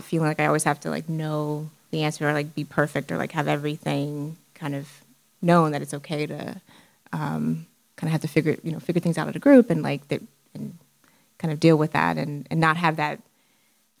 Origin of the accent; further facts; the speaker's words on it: Houston, Texas, United States; growing up in Houston